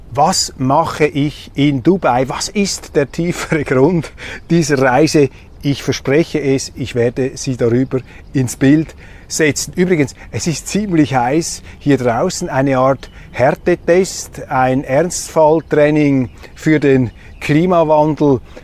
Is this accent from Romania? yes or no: no; Switzerland; als Schweizer